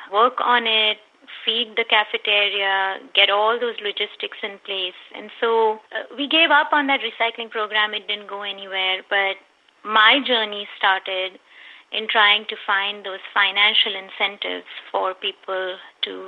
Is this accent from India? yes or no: yes; India; moved away as an adult; now in San Diego, United States; I was born and brought up in India.